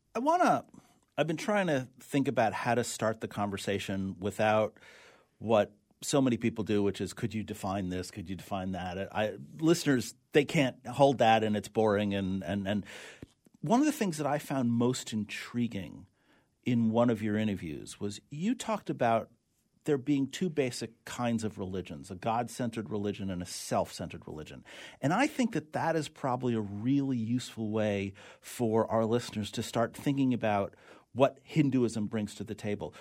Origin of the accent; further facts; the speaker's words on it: New York, United States; accent: New York; my New York accent